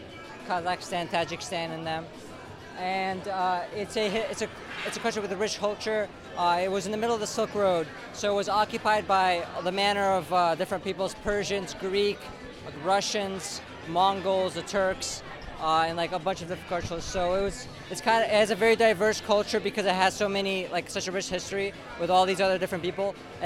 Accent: Uzbekistan; moved away; So Uzbekistan, I'm from Uzbekistan. It's a country in Central Asia that borders all of the other Central Asia countries like Kyrgyzstan, Turkmenistan, Afghanistan, Kazakhstan, Tajikistan and them.

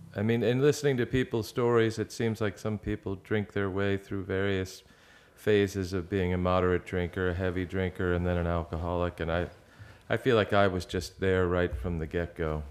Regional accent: outside of Philadelphia, Pennsylvania, United States; I grew up outside of Philadelphia

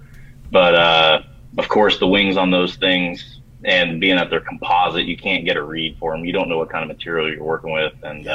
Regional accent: Warsaw, Indiana, United States; I am from Warsaw, Indiana, the literal armpit of America

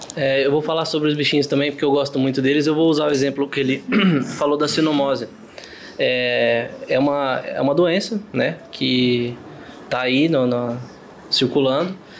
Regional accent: interior of São Paulo, Brazil; eu sou do interior de São Paulo

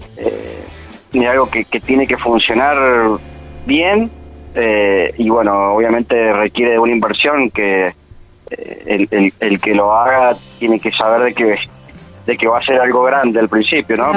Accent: Mendoza, Argentina; como mendocino

